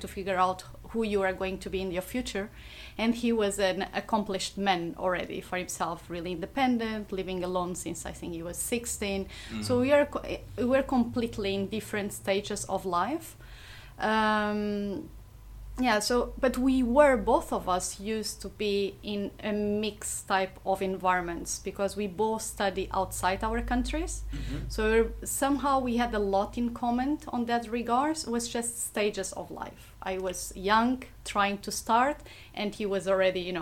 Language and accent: English; Portugal; now in Singapore; I'm coming from Portugal